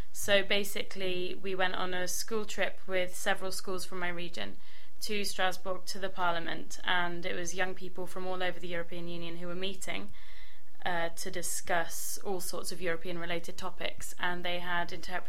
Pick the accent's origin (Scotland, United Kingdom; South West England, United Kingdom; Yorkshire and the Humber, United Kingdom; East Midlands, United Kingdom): South West England, United Kingdom; Cornwall; I'm clearly not from America. I'm from Cornwall, which, for those who don't know, is the bit right on the western end of England. And my languages are Spanish and French into English.